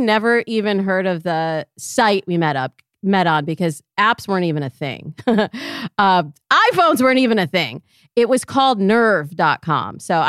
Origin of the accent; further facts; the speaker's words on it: Michigan, United States; now in Los Angeles, United States; So I'm from Michigan originally. And I am the product of a marriage between a Black woman and a white Jewish man. So I grew up kind of a unicorn in Michigan